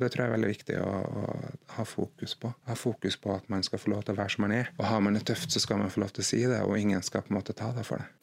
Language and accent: Norwegian; Trondheim, Trøndelag, Norway; moved away as an adult; now in Haugesund, Norway; jeg er jo opprinnelig fra Trondheim. Flytta fra Trondheim i 2006, eh, men flytta til Haugesund i 2011.